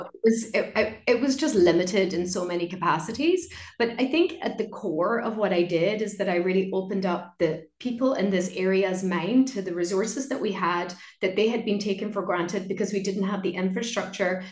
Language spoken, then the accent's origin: English; Ireland; moved away as an adult; also born or lived in London; So I moved back home and very quickly I started to see my hometown through very different eyes. I just started to see how beautiful it was how cultural it was. Like I used to speak Irish, it's an Irish speaking community.